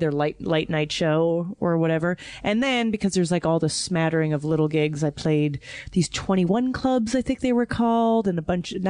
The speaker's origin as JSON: {"language": "English", "region": "New York", "country": "United States", "said": "In London, they despised them. I just kept saying, but I'm from New York."}